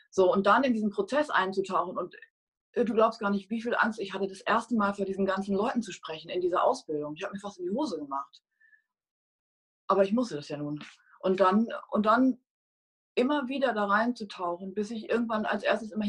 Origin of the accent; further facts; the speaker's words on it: North Rhine-Westphalia, Germany; war nicht angesagt und schon gar nicht in so einer, in Ostwestfalen, in so einer Handballhochburg, wo ich groß geworden bin.